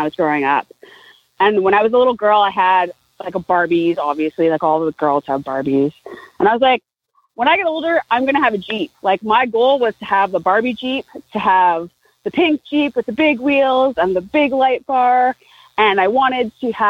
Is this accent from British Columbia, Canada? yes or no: yes; Vancouver, British Columbia, Canada; I'm from Canada. I'm from Vancouver, BC, a little bit outside of BC or outside of Vancouver